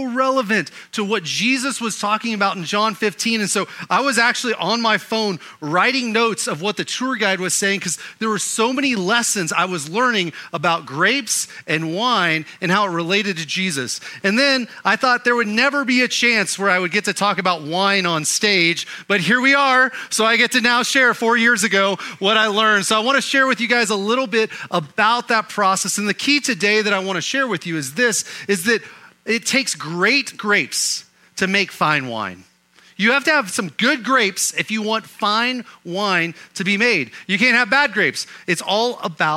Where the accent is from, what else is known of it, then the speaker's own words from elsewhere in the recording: Oklahoma, United States; Growing up in Oklahoma